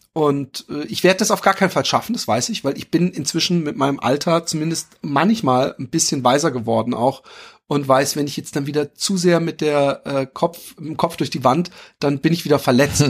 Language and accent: German; Germany; ich bin Deutscher